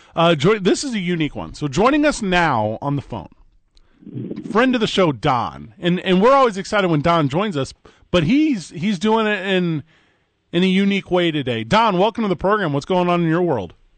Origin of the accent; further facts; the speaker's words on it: St. Louis, Missouri, United States; now in Albuquerque, United States; I'm from Saint Louis, Missouri